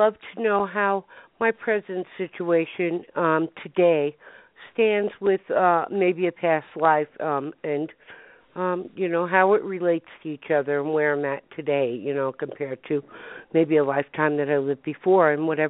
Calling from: Denver, Colorado, United States

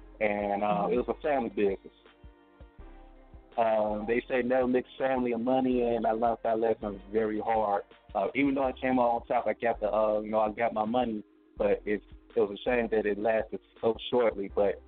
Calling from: Gary, Indiana, United States; Gary, Indiana, 219 the building.

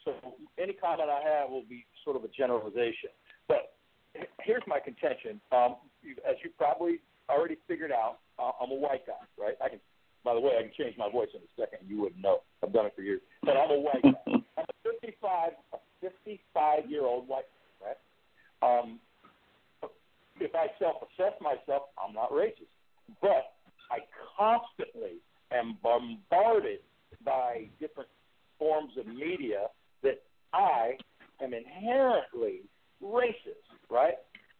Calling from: Cleveland, Ohio, United States; Cleveland, Ohio, man.

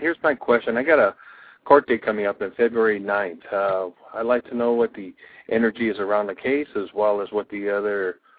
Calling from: California, United States; I'm calling from California

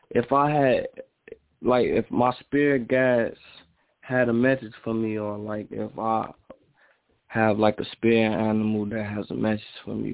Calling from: Minnesota, United States; I'm in Minnesota right now.

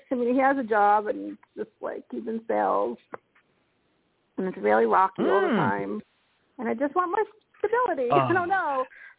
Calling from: Colorado, United States; Hi, this is … from Colorado.

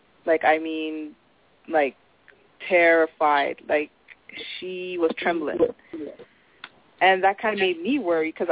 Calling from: Toronto, Ontario, Canada; I'm calling from Toronto

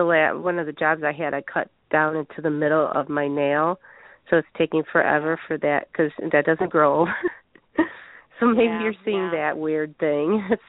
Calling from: Chicago, Illinois, United States; from Chicago.

